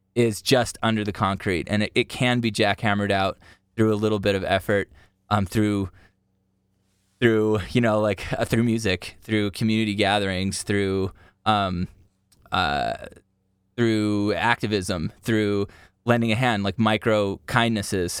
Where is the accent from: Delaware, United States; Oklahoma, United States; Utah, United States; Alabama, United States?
Utah, United States; growing up in Utah